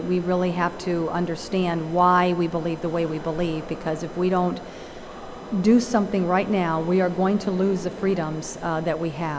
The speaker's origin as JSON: {"language": "English", "town": "Caracas", "region": "Capital District", "country": "Venezuela", "tie": "born there", "moved": "yes", "said": "because I'm not from this country. I was born in Venezuela, Caracas, Venezuela."}